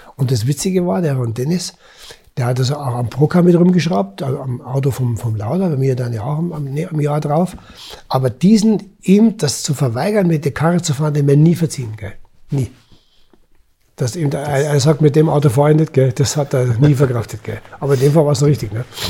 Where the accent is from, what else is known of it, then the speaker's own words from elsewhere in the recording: Germany; als Deutsche